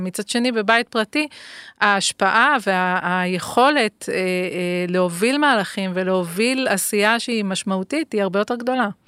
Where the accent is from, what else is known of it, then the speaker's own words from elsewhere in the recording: Ashdod, Southern District, Israel; גדלתי באשדוד, שהיא גם עיר uh, על הים, ימית